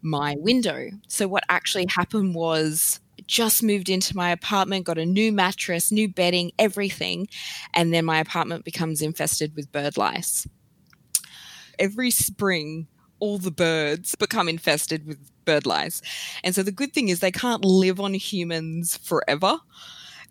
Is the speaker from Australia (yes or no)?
yes; Sydney, New South Wales, Australia; moved away as an adult; also born or lived in Melbourne; I moved from Sydney to Melbourne